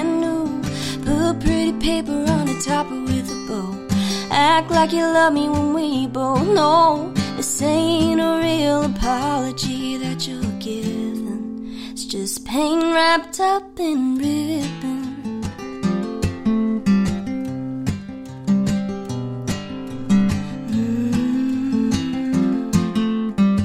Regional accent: Nashville, Tennessee, United States; being a Nashville native in Texas. I was born here in Nashville

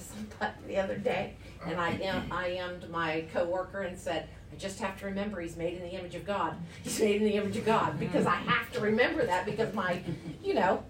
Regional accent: the South, United States; I was raised in the South by a mama from Augusta, Georgia.

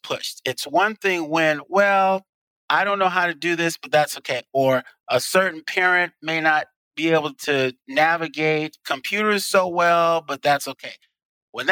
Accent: Chicago, Illinois, United States; now in Tucson, United States; I happen to be from Chicago

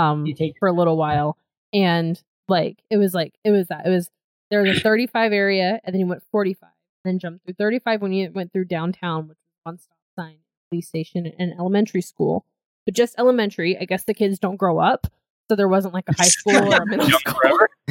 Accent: Georgia, United States; moved away as an adult; I grew up near a cookout, and then of course, since I grew up in Georgia

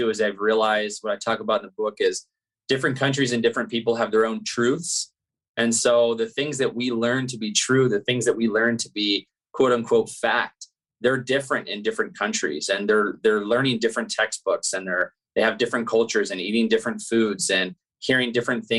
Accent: Santa Barbara, California, United States; moved away as an adult; also born or lived in Louisiana / Washington / Germany / France; I'm from Santa Barbara, California

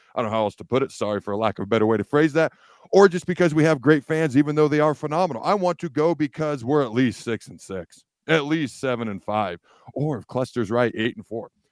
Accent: Washington, United States; also born or lived in Hastings, Nebraska; I was born in Hastings. When I was young, my dad's job took me upstate of Washington. So that's where I, I grew up.

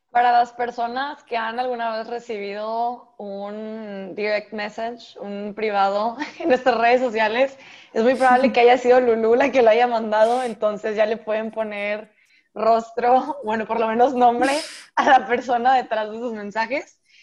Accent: Monterrey, Nuevo León, Mexico; soy de Monterrey, México

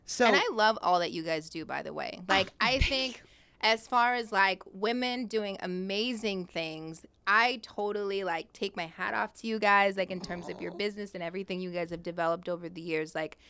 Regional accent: Long Beach, California, United States; because obviously I was like from Long Beach and I was like, all right, I want to move

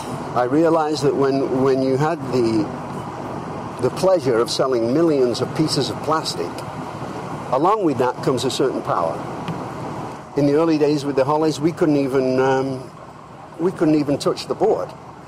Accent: England, United Kingdom; born there; now in United States; I mean, I'm English. I was born in England. I'll always be English, of course, and I'm very proud of that.

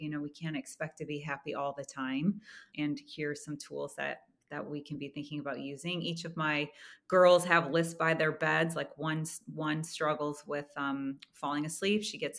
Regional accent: Midwest, United States; You know, growing up in the Midwest in the 80s, like nutrition and organic, perhaps it was there, but I didn't see it, right? I didn't grow up with that.

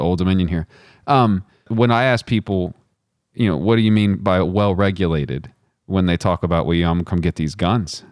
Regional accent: Midland, Texas, United States; now in Virginia, United States; I'm from Midland, Texas

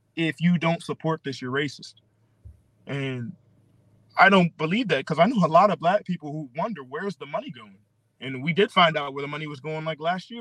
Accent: Philadelphia, Pennsylvania, United States; also born or lived in Okinawa, Japan; I'm from Pennsylvania. Ah, uh, Philadelphia

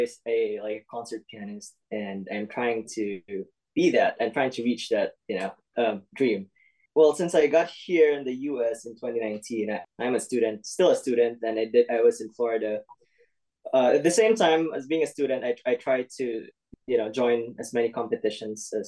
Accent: Bontoc, Eastern Visayas, Philippines; moved away as an adult; now in Iowa, United States; I was born and raised in Bontoc, Southern Leyte, in Philippines, in Visayas

